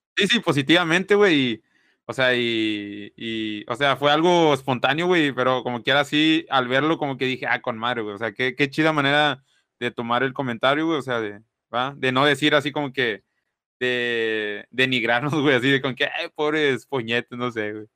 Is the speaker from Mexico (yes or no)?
yes; Mexico; now in Reynosa, Mexico; somos mexicanos